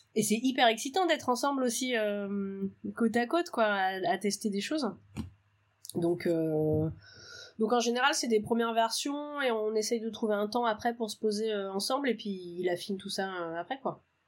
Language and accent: French; Brittany, France; chez moi, dans le Morbihan